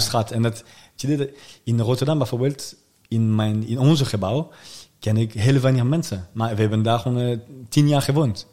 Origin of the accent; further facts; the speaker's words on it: suburbs of Paris, Île-de-France, France; Dutch is a second language; now in The Hague, Netherlands; In de buitenwijken van, uh, van Parijs. Daar kom ik vandaan